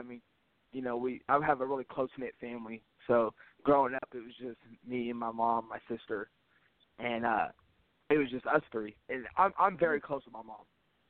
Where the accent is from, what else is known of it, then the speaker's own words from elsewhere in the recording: Tacoma, Washington, United States; Growing up in Washington, I grew up in Tacoma. I grew up about 45 minutes away from Seattle.